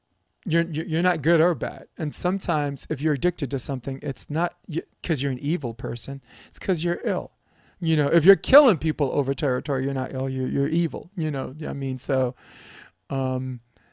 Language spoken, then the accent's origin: English; New York City, New York, United States; I'm from New York City